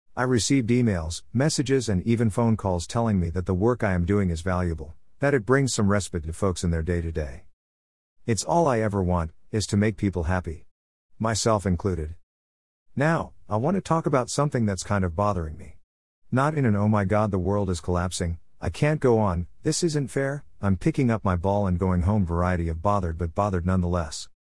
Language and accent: English; Newfoundland and Labrador, Canada; I am the Newfoundlander who is trying to preserve some of our history